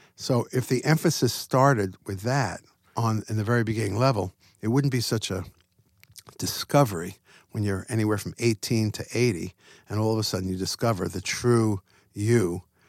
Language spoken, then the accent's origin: English; Long Island, New York, United States; I grew up in Long Island, New York